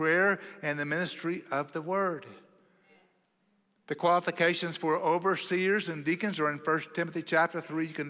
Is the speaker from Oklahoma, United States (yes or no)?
yes; Oklahoma, United States; now in Texas, United States; I grew up in Oklahoma, you know, the promised land